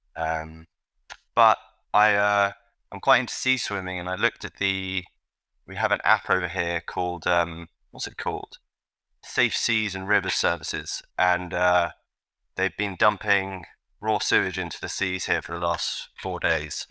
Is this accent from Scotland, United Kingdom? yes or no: no; London, United Kingdom; I grew up in London, England